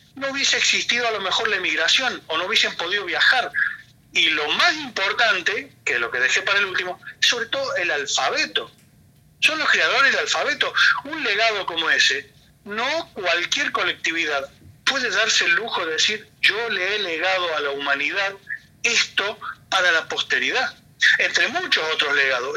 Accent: Lebanon; moved away; cerca de mi pueblo, está a muy pocos kilómetros donde yo soy del Líbano, en las montañas

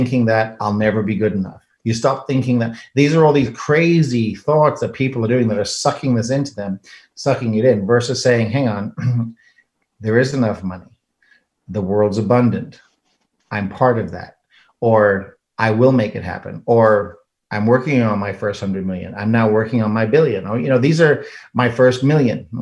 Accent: South Africa; moved away; I'm an immigrant from South Africa

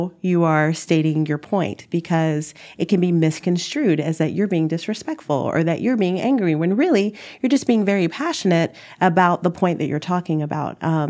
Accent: the South, United States; Number one, we're from the South. And in the Midwest, communication is different.

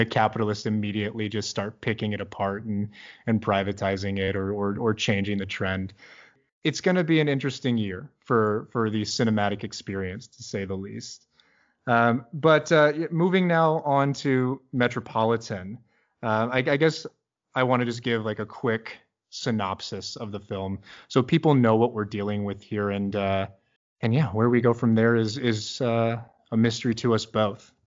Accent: Midwest, United States; now in Bay Area, United States; I'm from the Midwest originally

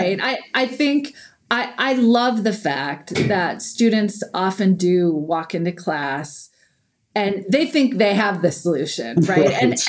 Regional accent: Iowa, United States; Like, I come from Iowa. There's plenty of space in Iowa, right?

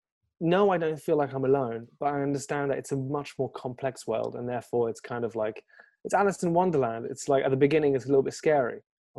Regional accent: France; born there; English is a second language; I was born in France, but I lived in a few different countries and stuff like that.

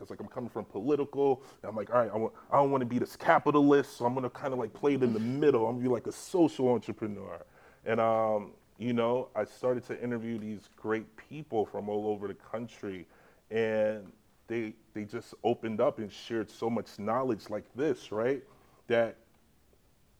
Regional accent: New York City, New York, United States; also born or lived in Jamaica / Dominican Republic; now in New York, United States; I'm from the Bronx, I chilled on the block

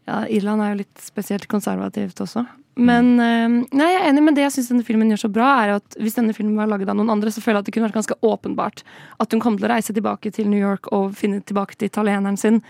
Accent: Oslo, Norway; jeg er jo fra Oslo og bor i Oslo

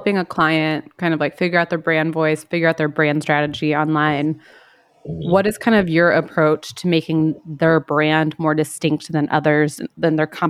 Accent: United States; moved away; I'm originally from the States and I still follow a bunch of people, obviously, from back home.

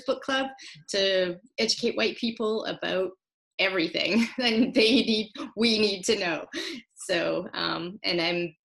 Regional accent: Winnipeg, Manitoba, Canada; also born or lived in Treaty 7 territory (Calgary area); now in Alberta, Canada; I was born on Treaty 1 territory in Winnipeg.

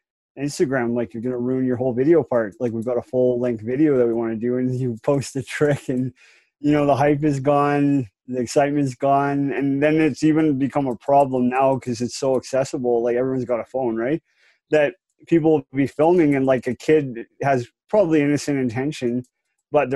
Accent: Calgary, Alberta, Canada; also born or lived in Campbell River, Vancouver Island; I was born in Calgary in 83, so I've been here quite a while. Like, I'm 36 now, so I've been here my whole life.

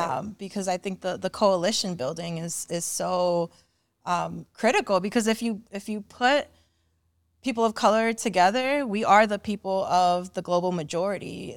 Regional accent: Cleveland, Ohio, United States; I came over in the early nineties. I was, um, a young child. I think I was, like, around my son's age, actually, like, seven or eight. Um, and when I got to Cleveland

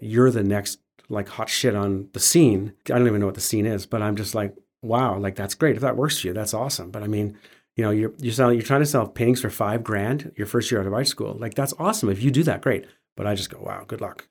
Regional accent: Calgary, Alberta, Canada; I was born and raised in Calgary

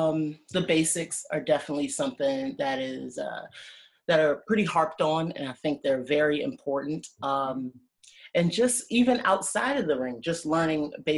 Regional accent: Washington, District of Columbia, United States; moved away as an adult; also born or lived in Florida; Yeah, so I was born and raised in Washington, D.C. Okay. That's where I'm currently based out of.

